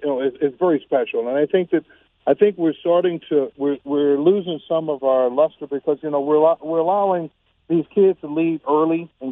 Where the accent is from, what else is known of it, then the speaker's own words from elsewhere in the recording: Clarendon, Texas, United States; growing up in Clarendon, Texas.